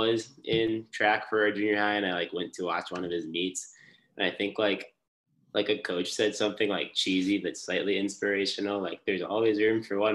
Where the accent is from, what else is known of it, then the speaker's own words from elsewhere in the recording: around Chicago, Illinois, United States; moved away; also born or lived in West Lafayette, Indiana; growing up around Chicago